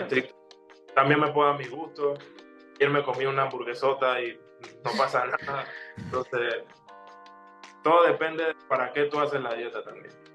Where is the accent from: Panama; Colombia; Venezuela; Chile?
Panama; now in Uruguay